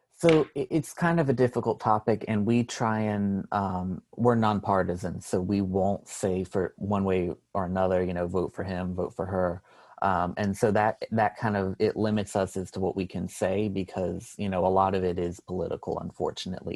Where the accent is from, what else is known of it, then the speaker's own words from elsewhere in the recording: North Carolina, United States; I'm a junior from North Carolina